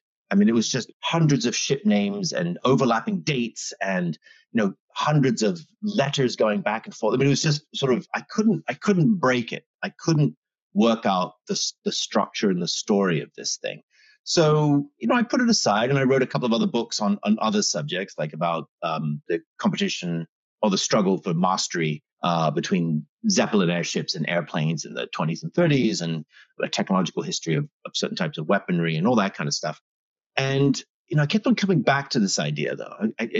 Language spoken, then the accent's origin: English; New York, United States; born there; also born or lived in Australia / England / Canada; I was born in New York, and then I went to school in Australia, and then I went to university in England, and then I worked in England for a long time. So you can perhaps tell by the way I speak kind of funny.